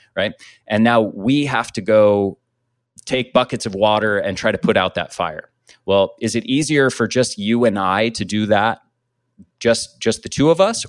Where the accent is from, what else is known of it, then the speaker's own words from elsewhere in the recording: United States; I grew up in the States